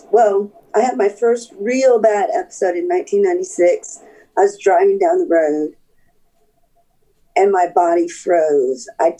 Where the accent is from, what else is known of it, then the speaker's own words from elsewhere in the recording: Colorado, United States; born there; also born or lived in Florida / North Carolina; Well, I was born in Colorado. I was an Army brat, moved around a bunch. I started college in Florida where we retired.